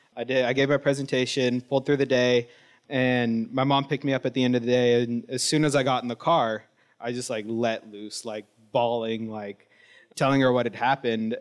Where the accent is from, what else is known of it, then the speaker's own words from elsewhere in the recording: Wilton Rancheria, Sacramento Valley, California, United States; I'm Miwok from the Wilton Rancheria up in the Sacramento Valley